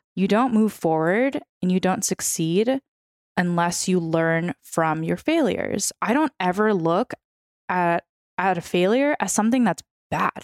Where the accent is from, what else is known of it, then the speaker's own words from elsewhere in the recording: San Francisco, California, United States; first language Russian; English is a second language; moved away as an adult; also born or lived in New York; now in Los Angeles, United States; My entire family is from Ukraine, meaning my first language was Russian, so I'm fluent in Russian. Um, I'm from San Francisco